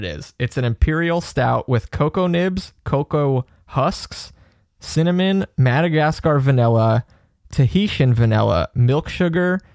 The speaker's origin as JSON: {"language": "English", "region": "North Carolina", "country": "United States", "said": "I'm from North Carolina."}